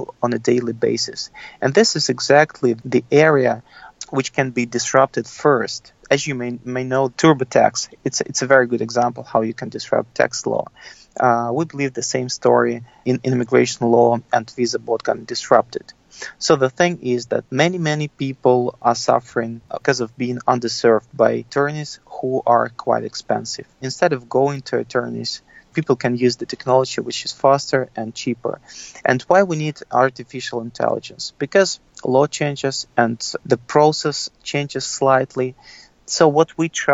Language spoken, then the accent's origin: English; Russia; moved away as an adult; now in United States; I'm an immigrant. I come from Russia. And when I came to the United States